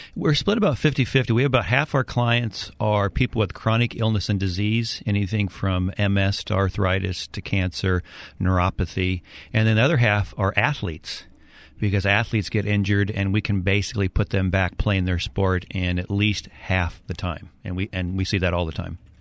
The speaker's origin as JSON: {"language": "English", "town": "Edmonds", "region": "Washington", "country": "United States", "tie": "born or raised there", "also_born_or_lived": "California", "said": "I grew up in Edmonds, moved to California for college, and then moved back up here"}